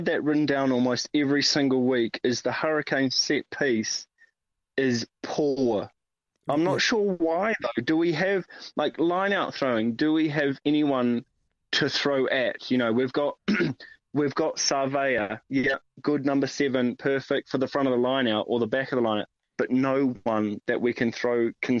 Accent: France; I'm from France, and I'm currently sat in a tiny bedroom after having a full day of skiing.

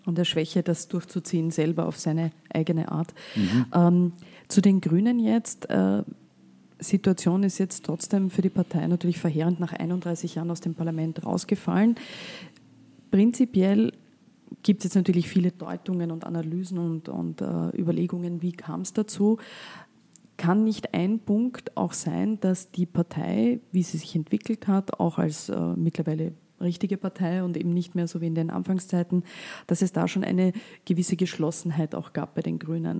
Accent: Vorarlberg, Austria; als Vorarlbergerin

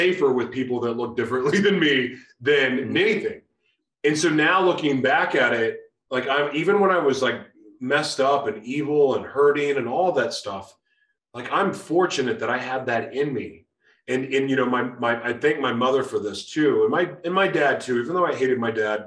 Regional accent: Oklahoma City, Oklahoma, United States; I grew up in Oklahoma City, and listen, where I'm from has evolved

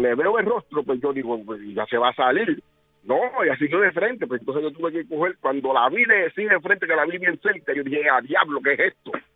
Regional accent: Gurabo, Puerto Rico; yo soy de Gurabo.

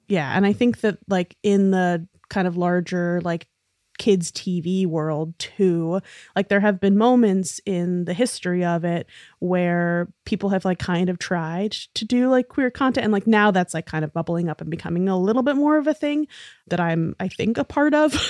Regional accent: New York City, New York, United States; being a really nerdy little theater kid growing up in New York City

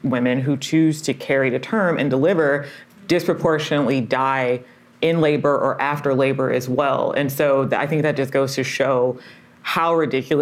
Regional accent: Detroit, Michigan, United States; I grew up in Detroit, Michigan

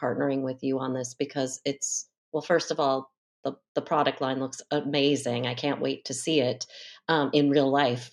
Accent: Northern California, United States; I'm from Northern California

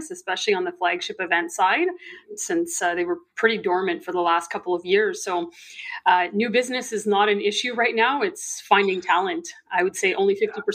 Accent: Northern Ontario, Canada; I grew up in Northern Ontario, Canada.

